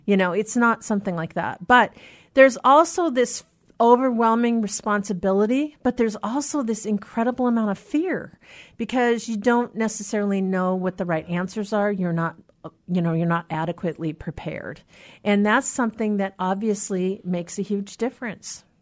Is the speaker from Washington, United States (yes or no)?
yes; Anacortes, Washington, United States; now in Seattle, United States; from my hometown in Anacortes